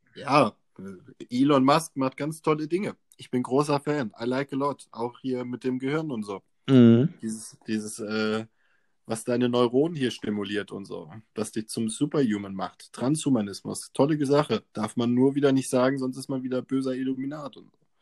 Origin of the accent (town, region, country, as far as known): Germany